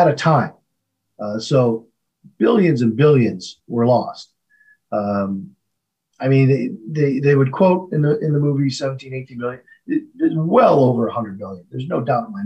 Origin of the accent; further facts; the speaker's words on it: Flint, Michigan, United States; growing up in Flint, Michigan